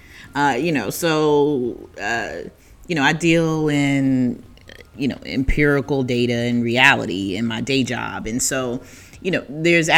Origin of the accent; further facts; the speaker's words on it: the South, United States; moved away; I'm from the South and my people are country.